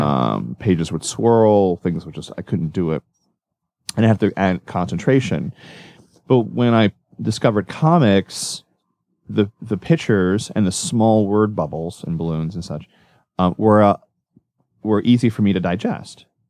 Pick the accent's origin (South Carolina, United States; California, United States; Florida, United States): Florida, United States; Orlando; I grew up in Orlando